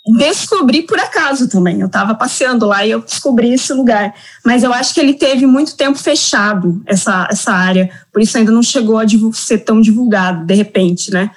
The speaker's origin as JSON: {"language": "Portuguese", "town": "Curitiba", "region": "Paraná", "country": "Brazil", "said": "Eu sou curitibana e moro em Curitiba"}